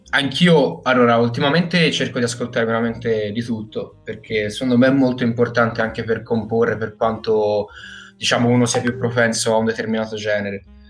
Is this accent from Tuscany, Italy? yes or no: yes; Prato, Tuscany, Italy; vengo da Prato, eh, Toscana